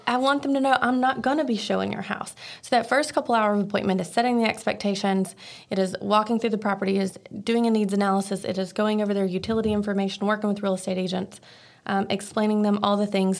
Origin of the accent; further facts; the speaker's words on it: Archdale, North Carolina, United States; I am from Archdale, North Carolina